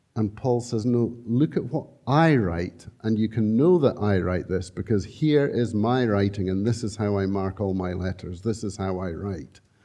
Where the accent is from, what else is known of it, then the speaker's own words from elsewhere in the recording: Scotland, United Kingdom; We're so Scottish